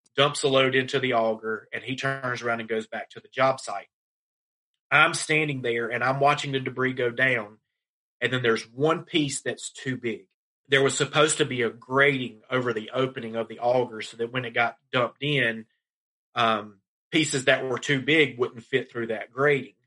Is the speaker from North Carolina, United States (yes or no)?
yes; Laurinburg, North Carolina, United States; my hometown of Laurinburg, North Carolina